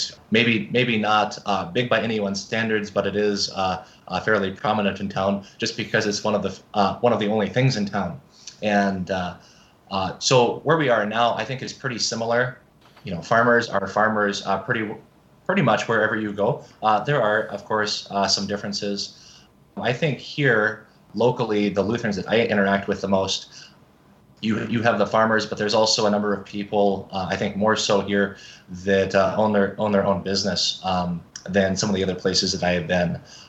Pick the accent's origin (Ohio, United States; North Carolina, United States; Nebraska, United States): Nebraska, United States; McCook; moved away as an adult; also born or lived in Seward, Nebraska / Fort Wayne, Indiana / North Dakota; now in Alden, Iowa, United States; I was born and raised in McCook, Nebraska. I was a cradle Lutheran